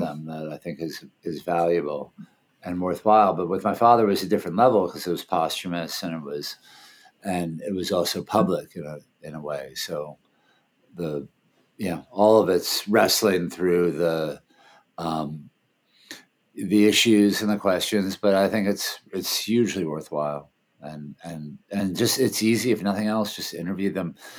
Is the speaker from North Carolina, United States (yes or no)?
no; Washington, District of Columbia, United States; moved away; also born or lived in Thailand; I grew up in D.C.